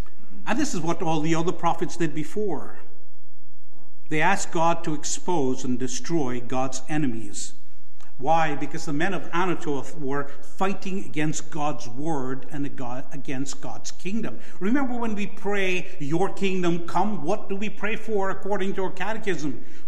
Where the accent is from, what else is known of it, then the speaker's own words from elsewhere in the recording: Canada; And I often speak of politeness as Canadian idolatry. We so badly want to be polite that we will sacrifice other things, even speaking the truth.